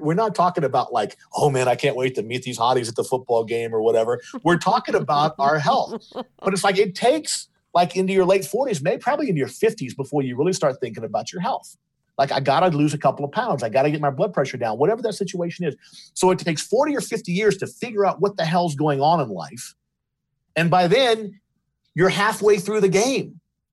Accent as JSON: {"language": "English", "region": "Louisiana", "country": "United States", "tie": "born or raised there", "said": "my other brother and myself were LSU fans because we were raised in Louisiana"}